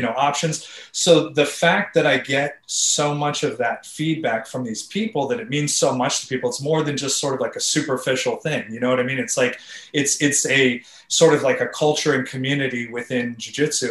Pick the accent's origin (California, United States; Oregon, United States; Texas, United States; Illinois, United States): California, United States; I grew up in California